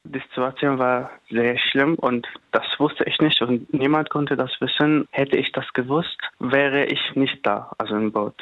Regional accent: Damascus, Damascus Governorate, Syria; German is a second language; moved away as an adult; also born or lived in Lebanon; now in Giessen, Germany; Ich komme aus Damaskus. Damaskus ist die Hauptstadt.

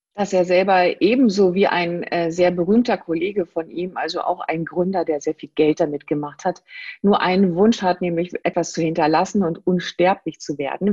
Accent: Rhine-Main-Neckar area, Rhine-Neckar area, Germany; Ich komme aus der Gegend hier Rhein-Main-Neckar

